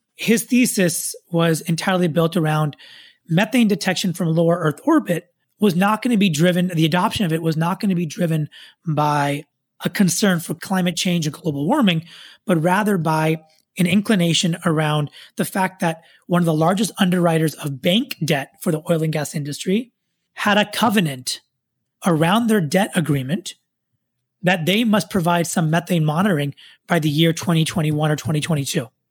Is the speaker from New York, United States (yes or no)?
no; Silicon Valley, Bay Area, California, United States; I was born and raised here in Silicon Valley, son of immigrants, grew up throughout my childhood here in the Bay Area